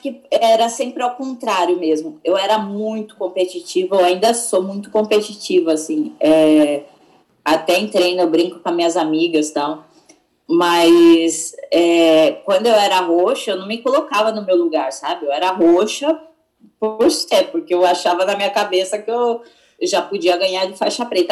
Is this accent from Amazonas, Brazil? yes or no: no; Itu, São Paulo, Brazil; also born or lived in Singapore; eu sou do interior, né, de Itu mesmo